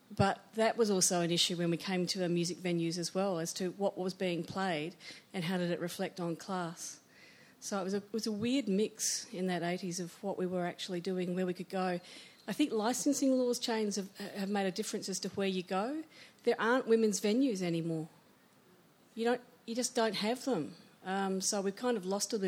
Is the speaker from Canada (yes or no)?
no; Western Australia, Australia; I grew up in Western Australia